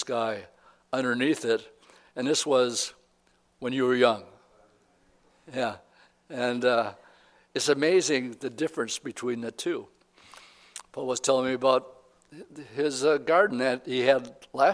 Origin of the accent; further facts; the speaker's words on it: United States; We are American Christians